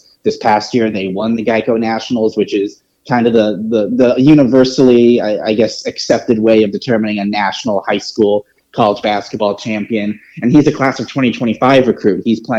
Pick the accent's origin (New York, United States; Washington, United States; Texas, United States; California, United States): Texas, United States; North; moved away; I'm from North Texas originally